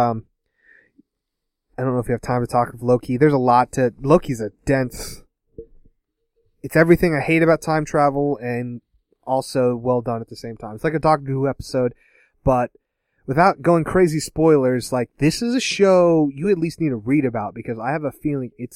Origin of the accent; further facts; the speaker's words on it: Portland, Oregon, United States; I'm from Portland.